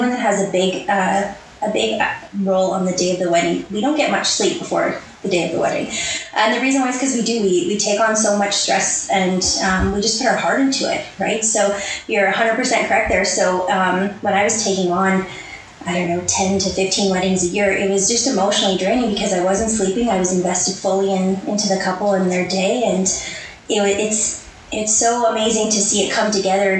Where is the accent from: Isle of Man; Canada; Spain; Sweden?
Canada; Edmonton, Alberta; I'm from Edmonton, Alberta, born and raised, Northside girl my whole life.